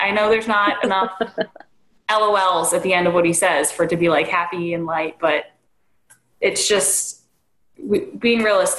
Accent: Delran, New Jersey, United States; where are you from? Oh, Delran, where's that?

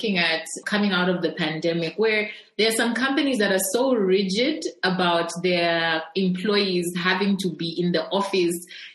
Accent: Ndola, Copperbelt Province, Zambia; I also grew up on the Copper Belt. I was in Ndola

